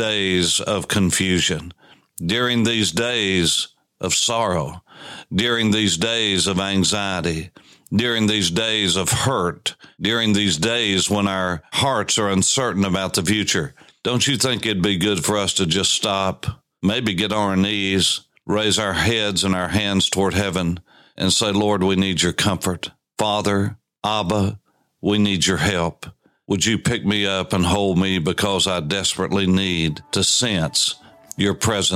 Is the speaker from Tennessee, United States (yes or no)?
yes; East Tennessee, United States; I grew up in East Tennessee